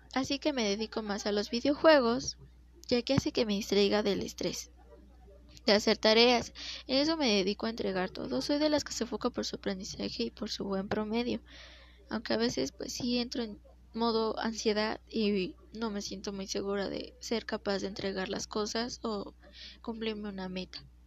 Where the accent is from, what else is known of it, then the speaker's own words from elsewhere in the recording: Mexico City, Mexico; Nací en la Ciudad de México en el año 2003